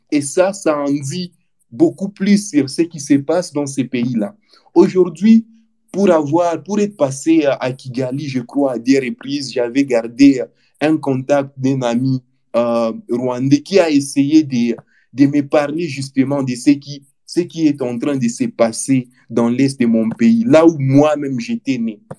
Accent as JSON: {"language": "French", "country": "DR Congo", "said": "On a compté euh, beaucoup des milliers de morts chez nous en RDC."}